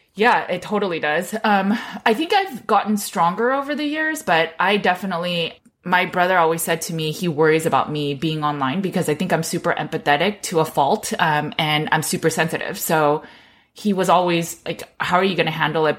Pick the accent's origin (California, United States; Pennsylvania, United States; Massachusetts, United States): California, United States; I grew up in California